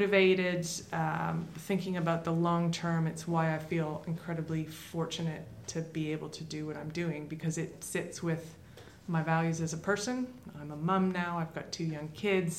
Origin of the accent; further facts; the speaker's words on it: Toronto, Ontario, Canada; moved away; my childhood growing up in Toronto in Canada.